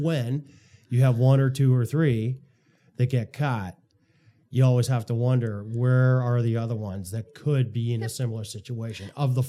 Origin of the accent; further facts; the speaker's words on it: Canada; As a Canadian person who has deposits in Canadian banks, as someone who probably owns bank shares within the retirement, pension programs and so forth